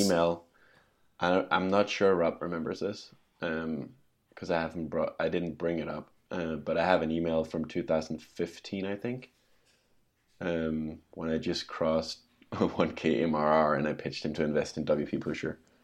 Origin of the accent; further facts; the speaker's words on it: Denmark; now in Scotland, United Kingdom; I'm from Denmark, but I live in Scotland